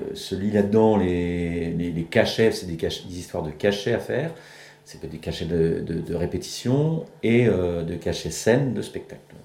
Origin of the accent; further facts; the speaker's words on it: Saint-Malo, Brittany, France; je suis de Saint-Malo, moi.